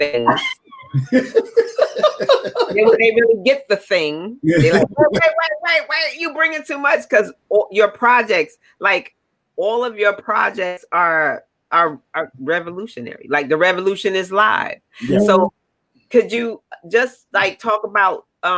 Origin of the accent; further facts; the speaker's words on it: Connecticut, United States; also born or lived in Brooklyn, New York; I'm born and raised in Connecticut